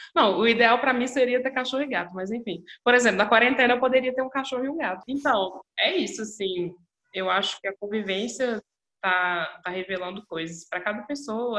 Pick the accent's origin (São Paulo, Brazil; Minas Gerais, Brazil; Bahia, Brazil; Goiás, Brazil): Minas Gerais, Brazil; Belo Horizonte; sou de Belo Horizonte, nasci aqui, estou aqui